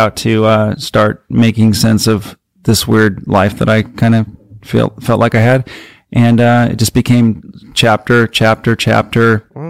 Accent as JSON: {"language": "English", "town": "Burbank", "region": "California", "country": "United States"}